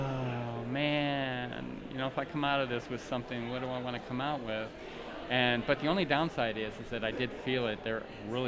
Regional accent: Camp Pendleton, California, United States; I was born on Camp Pendleton Marine Base.

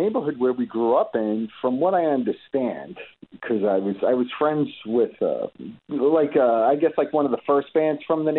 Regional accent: Brooklyn, New York, United States; moved away as an adult; also born or lived in Staten Island / New Jersey; I grew up in Brooklyn. I was born in Ridgewood.

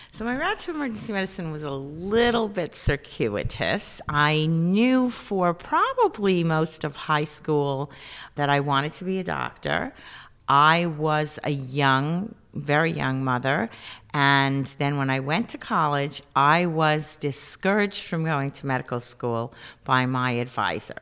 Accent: New York City, New York, United States; growing up in the South Bronx

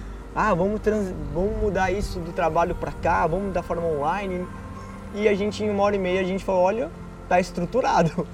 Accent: São Paulo, Brazil; nós falamos que éramos de São Paulo

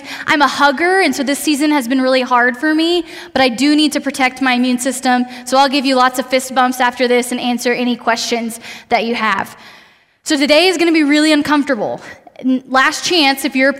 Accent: Austin, Texas, United States; moved away as an adult; now in Lubbock, United States; I'm originally from Austin. I came to go to school at Texas Tech

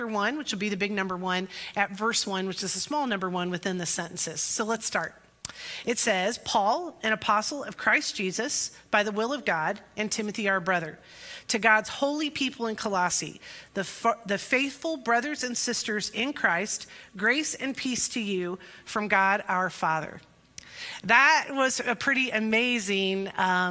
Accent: Pekin, Illinois, United States; Pekin's my hometown, and Pekin First Nazarene is my home church

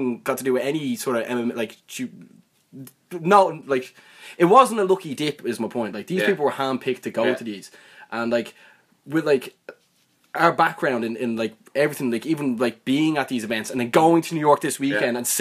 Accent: Ireland; we're from Ireland

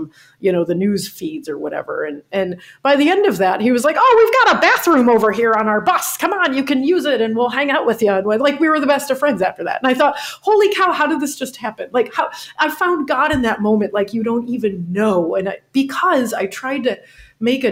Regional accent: New York, United States; also born or lived in Florida; now in New Orleans, United States; I'm originally from New York

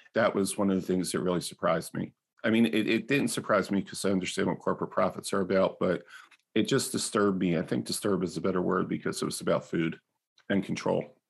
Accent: New Jersey, United States; also born or lived in South Philadelphia; when we moved from South Philadelphia to South Jersey, in the sixties of the next year, and my father set up this big garden in our backyard.

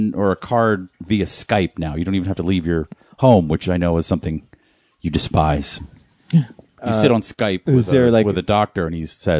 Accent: Boston, Massachusetts, United States; I am from Boston

